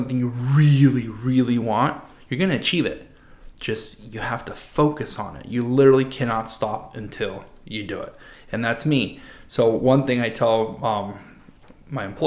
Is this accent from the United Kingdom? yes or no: no; San Diego, California, United States; Growing up in La Jolla